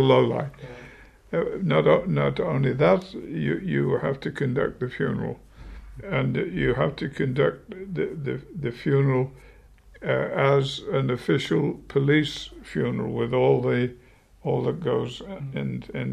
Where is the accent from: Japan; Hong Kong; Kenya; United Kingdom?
United Kingdom; moved away as an adult; now in United States; being a Brit myself